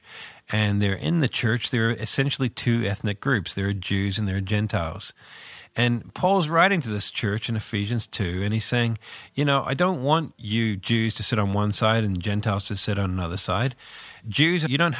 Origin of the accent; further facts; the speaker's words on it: Northern Ireland, United Kingdom; also born or lived in New Zealand; I'm from this little country called Northern Ireland. I was born in New Zealand, but lived in Northern Ireland all my life.